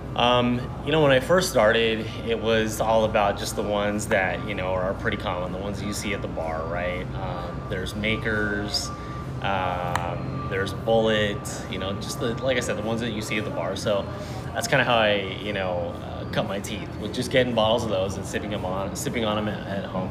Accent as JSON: {"language": "English", "town": "Rosemead", "region": "California", "country": "United States", "tie": "born or raised there", "lives_now": "Long Beach, United States", "said": "I grew up in the San Gabriel Valley, so like Rosemead, SGV"}